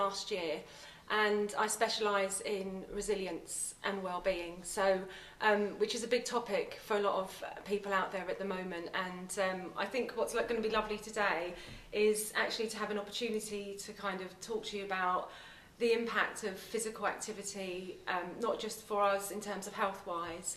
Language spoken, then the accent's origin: English; London, United Kingdom; also born or lived in Tipperary, Ireland; My parents moved over to London when I was probably about 4 or 5